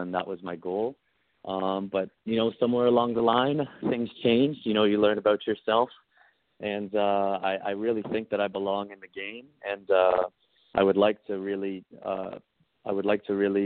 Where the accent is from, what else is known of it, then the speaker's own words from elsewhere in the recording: Canada; also born or lived in United States; I get to live in Canada as I'm Canadian